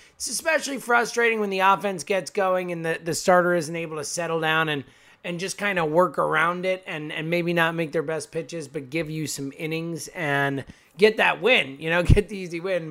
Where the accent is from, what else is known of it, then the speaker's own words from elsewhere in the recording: Philadelphia, Pennsylvania, United States; we're from Philly